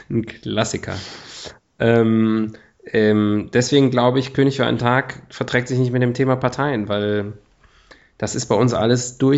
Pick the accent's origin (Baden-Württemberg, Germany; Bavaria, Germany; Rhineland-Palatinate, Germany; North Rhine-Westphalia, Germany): North Rhine-Westphalia, Germany; hier aus in meinem Heimatbundesland, Nordrhein-Westfalen